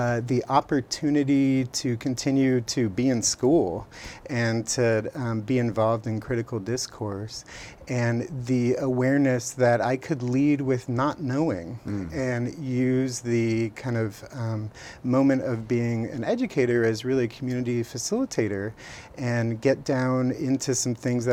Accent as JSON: {"language": "English", "town": "Los Angeles", "region": "California", "country": "United States", "tie": "born or raised there", "moved": "yes", "lives_now": "Eugene, United States", "said": "I grew up in Los Angeles in a family of people who I think were interested in art but didn't have a background in art"}